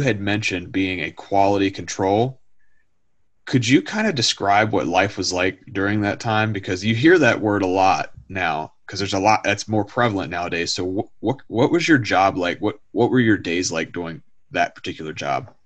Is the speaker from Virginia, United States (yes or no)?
yes; Harrisonburg, Virginia, United States; I grew up in uh, around the Bridgewater, the Harrisonburg area, where JMU, James Madison University, that's where I grew up